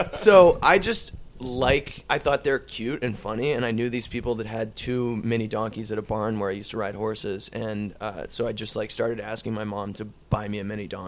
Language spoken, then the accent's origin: English; Ireland; no, no, I'm just Irish